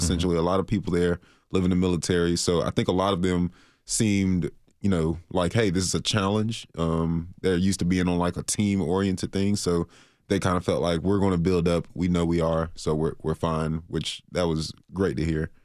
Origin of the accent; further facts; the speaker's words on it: Florida, United States; moved away; I'm from Florida